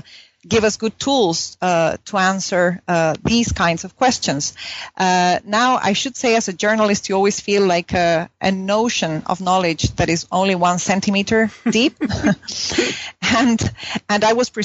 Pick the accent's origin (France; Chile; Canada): Chile; Punta Arenas, Magallanes and Chilean Antarctica; English is a second language; moved away as an adult; now in Oslo, Norway; I grew up in Punta Arenas